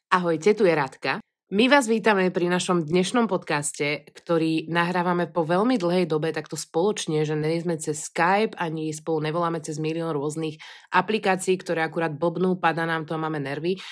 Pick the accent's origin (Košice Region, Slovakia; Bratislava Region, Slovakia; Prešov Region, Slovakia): Bratislava Region, Slovakia; Pezinok; accent: hard (tvrdo) speech; ja teda pochádzam z Pezinka, kde sa od malička proste vyprávalo, alebo hovorilo celkom tvrdo